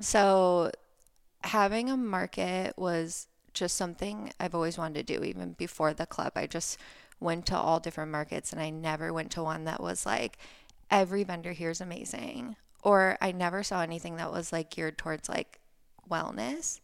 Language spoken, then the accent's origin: English; Ohio, United States; moved away as an adult; also born or lived in Florida; now in Laguna Beach, United States; I grew up in Ohio. I grew up in the countryside in a tiny little town